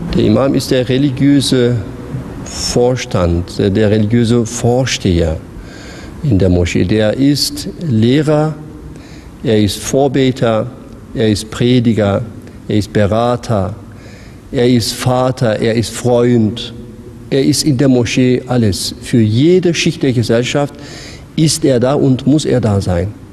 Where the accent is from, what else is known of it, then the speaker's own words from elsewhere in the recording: Konya, Turkey; now in Mannheim, Germany; Ich komme aus Konya